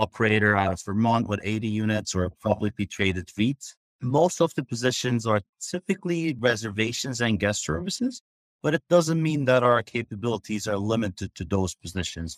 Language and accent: English; Turkey; moved away; I grew up in Turkey